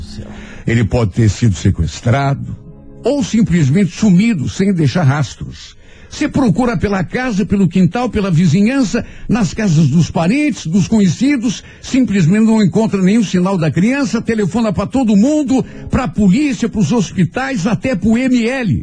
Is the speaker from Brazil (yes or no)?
yes; Brazil; nós que somos brasileiros